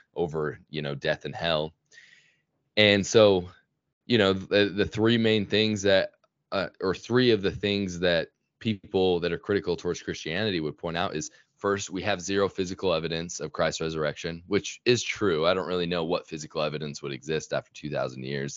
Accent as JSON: {"language": "English", "town": "Sandy", "region": "Utah", "country": "United States", "tie": "born or raised there", "said": "I grew up in Sandy, Utah, and that's actually where I still live now"}